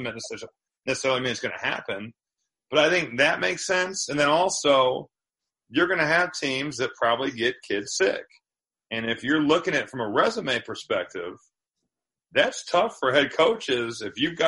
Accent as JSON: {"language": "English", "region": "Indiana", "country": "United States", "said": "I'm from Indiana"}